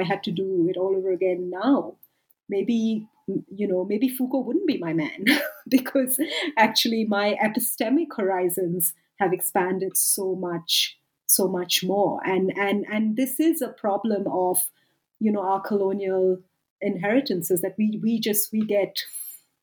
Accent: India; moved away as an adult; also born or lived in United Kingdom; now in South Africa; I'm from India. I lived and worked for a decade in the UK, and now I've lived and worked for a decade in South Africa

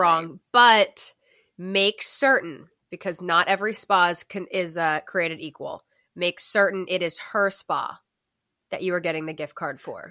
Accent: Northeast, United States; moved away; we're from the Northeast

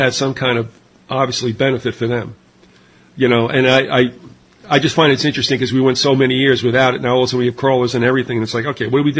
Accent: New York, United States; well, you know, I remember, again, growing up in New York, we had the three networks, NBC, ABC, CBS

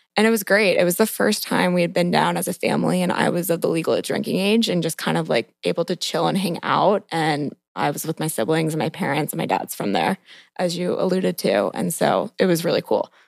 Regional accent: Montgomery County, just outside Washington, D.C., Maryland, United States; I grew up in Montgomery County, so just outside the D C border, And basically, I was born and raised in the city, never really left

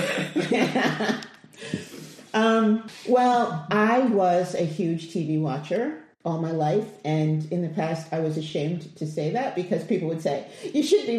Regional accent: New York City, New York, United States; moved away; I'm from Queens

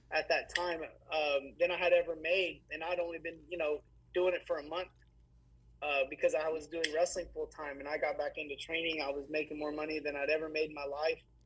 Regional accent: Fort Worth, Texas, United States; I was from Fort Worth

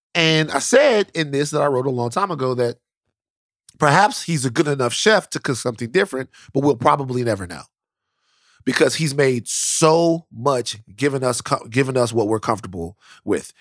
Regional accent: Louisiana, United States; I'm from Louisiana

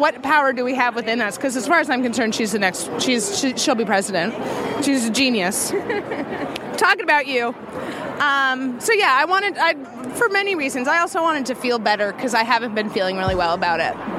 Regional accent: New York City, New York, United States; I'm from New York City originally.

